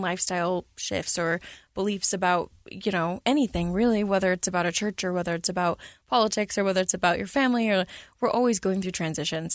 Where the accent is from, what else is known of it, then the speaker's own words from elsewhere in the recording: San Antonio, Texas, United States; when I was a kid, I grew up in San Antonio, Texas